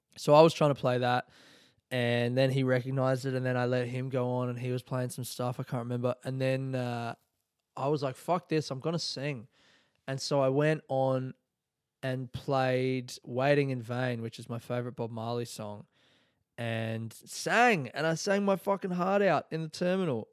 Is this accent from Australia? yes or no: yes; Adelaide, South Australia, Australia; moved away as an adult; now in Melbourne, Australia; born and raised in Adelaide, calling Melbourne home since twenty twelve.